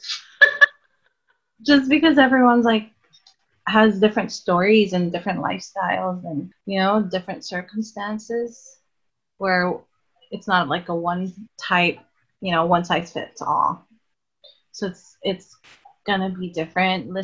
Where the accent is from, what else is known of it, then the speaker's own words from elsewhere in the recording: Hawaii, United States; growing up in Hawaii, it was like really expensive.